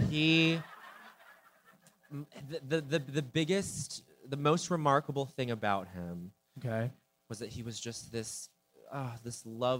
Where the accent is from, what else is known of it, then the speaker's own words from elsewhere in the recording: Denver, Colorado, United States; Like I'm from Denver.